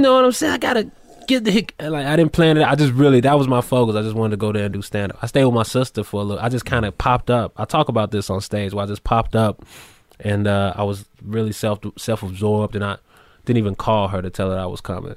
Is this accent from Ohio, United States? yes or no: no; Chicago, Illinois, United States; moved away; also born or lived in New York City; I'm from Chicago, so big Bulls fan